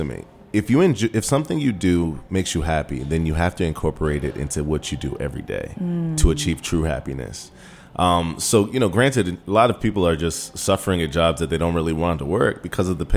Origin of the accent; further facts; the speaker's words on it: Prince George's County, Maryland, United States; I'm from Prince George's County. Shout out to PG County. I went to elementary school in Beltsville, Academic Center. I went to middle school, Martin Luther King